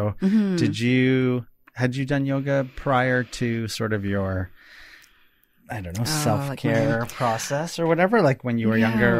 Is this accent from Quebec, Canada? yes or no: no; Toronto, Ontario, Canada; Since I'm actually from Toronto.